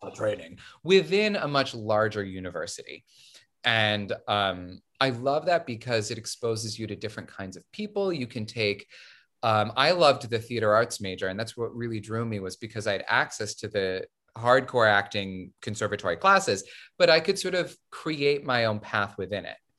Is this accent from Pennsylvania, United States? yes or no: no; Syracuse, New York, United States; I am from Syracuse, New York, sunny Syracuse